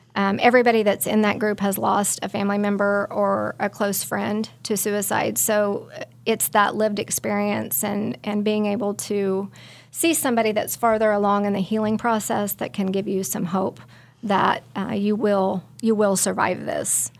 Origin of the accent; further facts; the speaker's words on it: Belle Plaine, Kansas, United States; I'm from Belle Plaine, Kansas